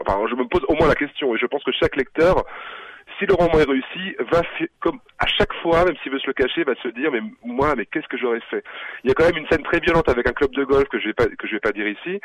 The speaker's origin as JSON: {"language": "French", "country": "France", "said": "Je suis français"}